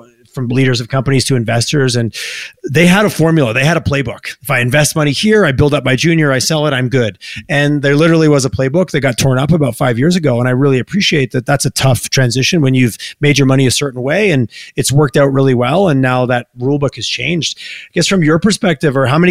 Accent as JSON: {"language": "English", "region": "Quebec", "country": "Canada", "tie": "born or raised there", "moved": "yes", "lives_now": "Alberta, Canada", "said": "I grew up in Quebec"}